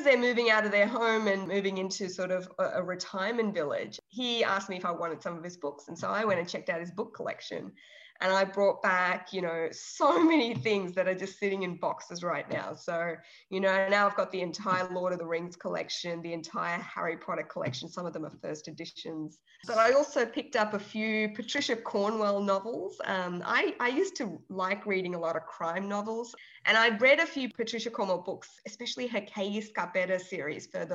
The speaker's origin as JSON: {"language": "English", "town": "Melbourne", "region": "Victoria", "country": "Australia", "tie": "born or raised there", "also_born_or_lived": "Trivandrum, Kerala, India", "said": "I schooled there until I was in grade three or four. And then my family migrated to Australia and to Melbourne. And I've been in Melbourne ever since."}